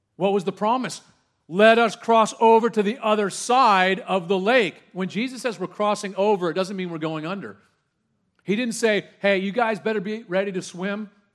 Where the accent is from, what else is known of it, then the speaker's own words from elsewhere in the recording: Orange County, California, United States; I grew up in Orange County, California